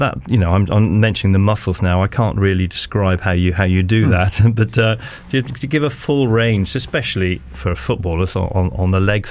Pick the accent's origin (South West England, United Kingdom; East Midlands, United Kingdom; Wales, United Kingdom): Wales, United Kingdom; moved away; also born or lived in Dorking, Surrey / Malvern; I'm a Welshman, but I played for the English public schools representative side